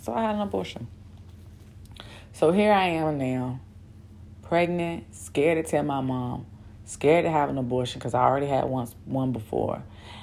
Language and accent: English; Newport News, Virginia, United States; moved away as an adult; now in Bahrain; I grew up in Newport News, Virginia